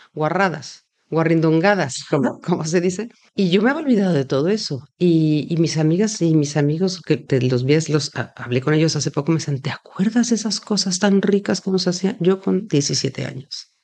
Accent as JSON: {"language": "Spanish", "region": "Mexico City", "country": "Mexico", "moved": "yes", "lives_now": "Spain", "said": "yo soy del DF"}